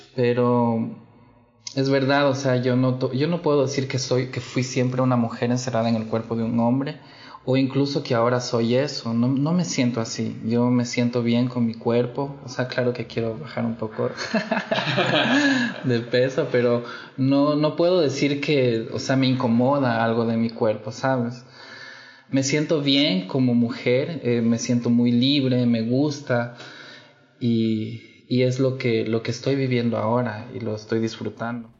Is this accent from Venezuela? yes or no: no; Ecuador; moved away as an adult; now in Brazil; yo nací en Ecuador.